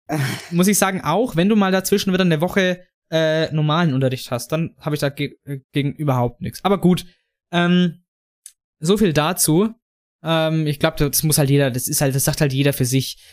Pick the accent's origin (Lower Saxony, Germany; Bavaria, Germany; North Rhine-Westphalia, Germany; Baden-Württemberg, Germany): Bavaria, Germany; Franconia; der Jan und ich als Franken